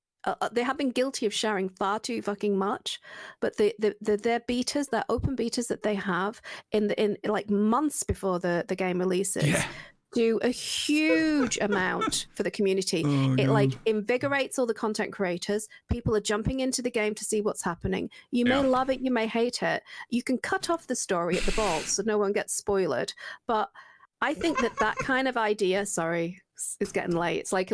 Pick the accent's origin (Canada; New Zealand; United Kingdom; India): United Kingdom; Yeah, I'm very British.